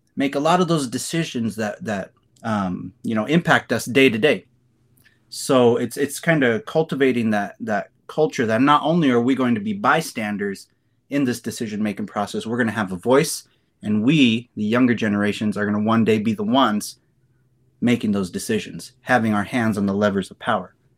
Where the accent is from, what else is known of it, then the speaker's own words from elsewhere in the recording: Kearney, Nebraska, United States; moved away as an adult; also born or lived in Lincoln, Nebraska; I was born and raised in Kearney, Nebraska